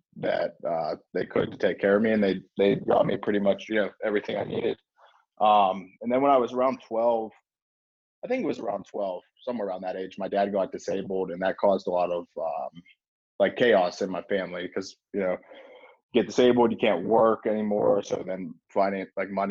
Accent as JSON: {"language": "English", "town": "Pittsburgh", "region": "Pennsylvania", "country": "United States", "tie": "born or raised there", "said": "I'm just a normal kid growing up in South Hills of Pittsburgh"}